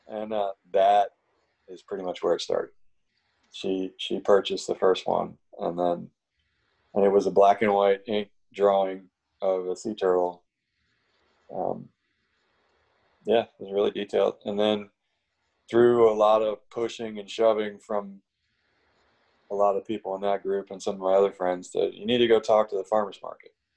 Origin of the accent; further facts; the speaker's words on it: Maryland, United States; moved away; also born or lived in Florida / West Coast; I grew up in Maryland on the Chesapeake Bay.